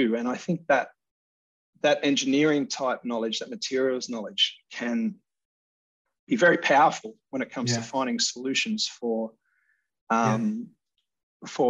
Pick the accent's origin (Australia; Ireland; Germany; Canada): Australia; moved away as an adult; now in United Kingdom; I'm from Australia. But I've worked most of my career in the UK